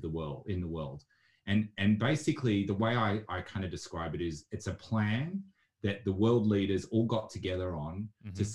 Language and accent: English; Melbourne, Victoria, Australia; also born or lived in Asia / Africa; I grew up in Melbourne and had parents that lived and worked all around the world. So I was in Asia and Africa as a child